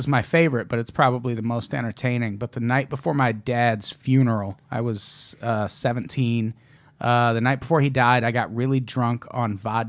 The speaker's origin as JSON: {"language": "English", "region": "Midwest", "country": "United States", "tie": "born or raised there", "moved": "yes", "said": "I've been to Iowa. I've lived very close to Iowa. I grew up in the Midwest."}